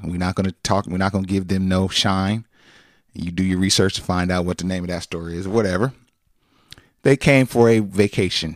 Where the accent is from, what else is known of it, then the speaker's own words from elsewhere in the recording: California, United States; we come from California.